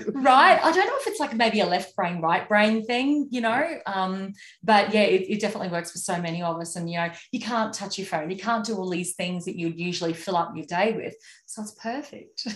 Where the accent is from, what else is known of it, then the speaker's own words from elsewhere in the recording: Moranbah, Queensland, Australia; town that I grew up in in Moranbah